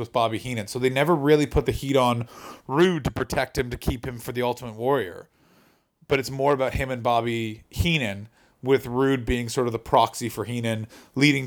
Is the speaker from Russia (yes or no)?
no; Canada; born or raised there